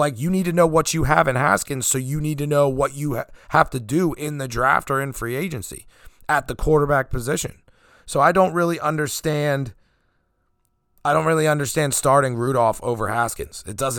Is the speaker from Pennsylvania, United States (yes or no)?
yes; Pennsylvania, United States; I'm from Pennsylvania